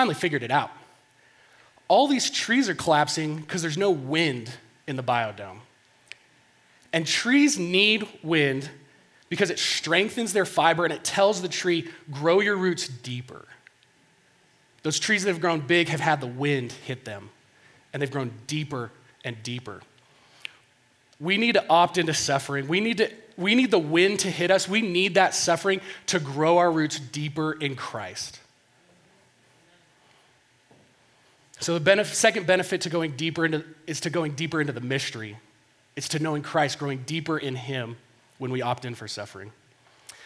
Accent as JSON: {"language": "English", "town": "Denver", "region": "Colorado", "country": "United States", "tie": "born or raised there", "said": "I grew up in Denver here, close to here."}